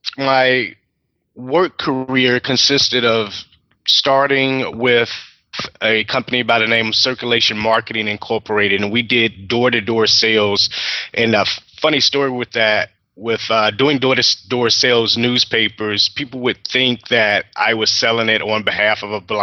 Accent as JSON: {"language": "English", "town": "Portsmouth", "region": "Virginia", "country": "United States", "tie": "born there", "said": "A little bit about myself. I was born in Portsmouth, Virginia. I'm the oldest of seven children, and I was born visually impaired."}